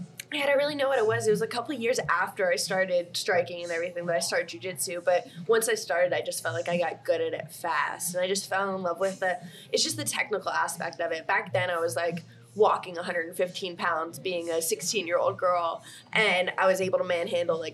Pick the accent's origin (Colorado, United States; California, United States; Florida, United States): Florida, United States; Port St. Lucie; also born or lived in Canada; now in Miami, United States; That was in Port St. Lucie. So I was just growing up in Florida, just working with animals